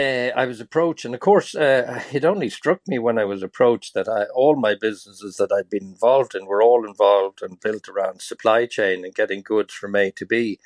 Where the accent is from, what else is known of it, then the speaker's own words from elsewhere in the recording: Lusaka, Lusaka Province, Zambia; also born or lived in Tralee, Ireland; Yeah, I was born in Tralee. My mother was from Tralee, and she had five boys. I was the eldest. And just after independence that Zambia achieved in the 60s, my parents took the idea that it'd be a good idea to leave Kerry and go to Zambia.